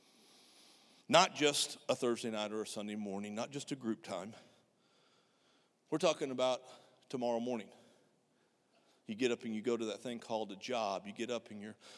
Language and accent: English; United States; I'm an American